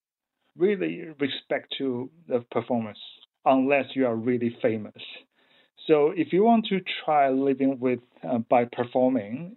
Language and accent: English; Taiwan; moved away as an adult; now in Melbourne, Australia; I come from Taiwan